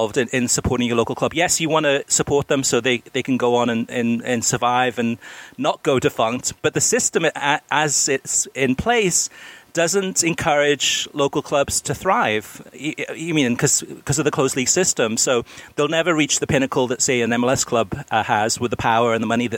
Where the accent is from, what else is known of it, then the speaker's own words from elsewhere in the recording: Wales, United Kingdom; also born or lived in Miami, United States; now in United States; I was first a Swansea City fan when I grew up in Wales